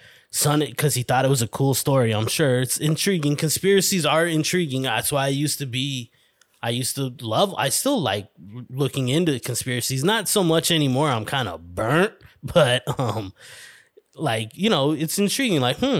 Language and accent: English; New York City, New York, United States; accent: New York; I won't beat you guys over the head with my New York accent, which is, you know, I'm from Hell's Kitchen and it's fucking flawless.